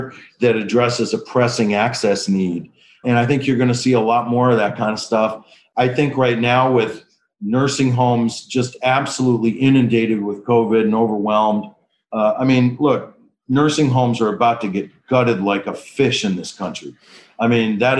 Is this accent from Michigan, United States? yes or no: yes; Detroit, Michigan, United States; moved away as an adult; now in Washington, D.C., United States; I was born to two med students at Wayne State Med School in Detroit, Michigan. So, you know, being raised by two primary care docs in an inner city